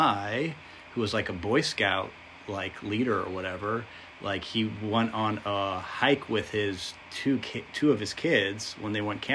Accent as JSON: {"language": "English", "country": "United States", "said": "as an American"}